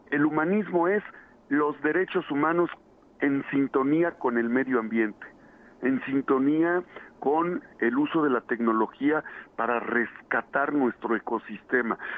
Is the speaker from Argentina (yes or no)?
no; Izúcar de Matamoros, Puebla, Mexico; un trocito de Izúcar de Matamoros, que es mi tierra.